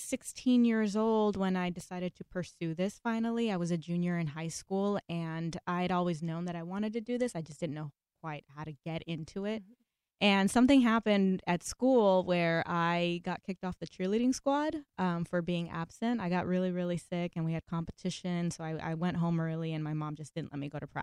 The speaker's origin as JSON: {"language": "English", "town": "Los Angeles", "region": "California", "country": "United States", "tie": "born or raised there", "said": "I'm first generation American, born and raised here in Los Angeles."}